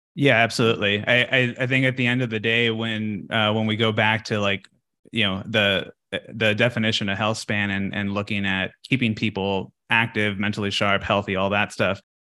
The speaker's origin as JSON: {"language": "English", "region": "Texas", "country": "United States", "moved": "yes", "said": "I'm from Texas, so we we have a like a, a ranch uh, back at home"}